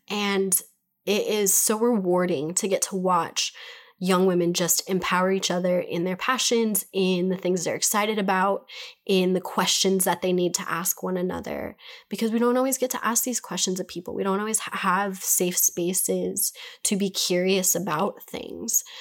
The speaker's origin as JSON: {"language": "English", "country": "United States", "said": "I'm an American. I'm speaking from America"}